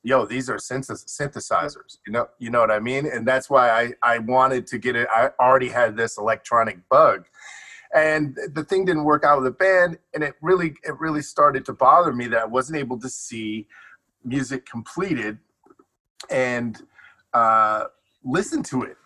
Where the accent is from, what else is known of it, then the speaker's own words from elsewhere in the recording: Detroit, Michigan, United States; also born or lived in Chicago; now in Los Angeles, United States; I grew up between Detroit and Chicago